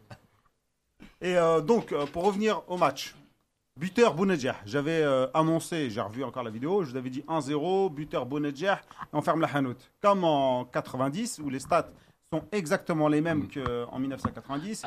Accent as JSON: {"language": "French", "country": "Algeria", "said": "on est algérien"}